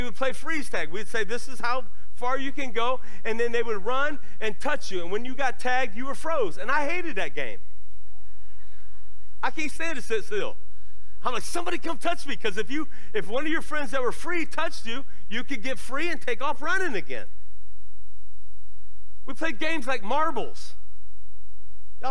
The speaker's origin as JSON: {"language": "English", "town": "Lorain", "region": "Ohio", "country": "United States", "tie": "born or raised there", "moved": "yes", "said": "When I was a kid, I grew up in Lorain, Ohio"}